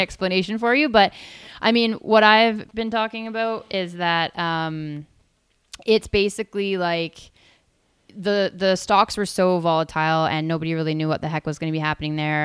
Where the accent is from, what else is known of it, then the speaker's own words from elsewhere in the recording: Tsawwassen, British Columbia, Canada; moved away as an adult; now in Whistler, Canada; I left and went down to Towson again, where I grew up